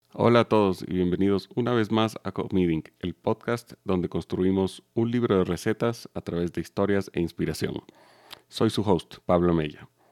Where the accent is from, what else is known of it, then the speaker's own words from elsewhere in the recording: Ecuador; also born or lived in Chile / Lima, Peru; yo nací en, en Chile y vine a, vivir a Ecuador a los cuatro años